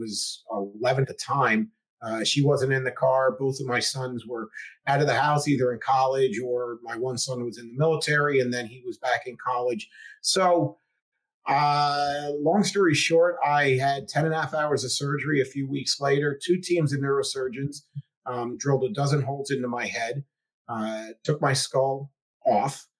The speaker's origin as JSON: {"language": "English", "area": "the Poconos", "region": "Pennsylvania", "country": "United States", "said": "I'm from the Poconos originally"}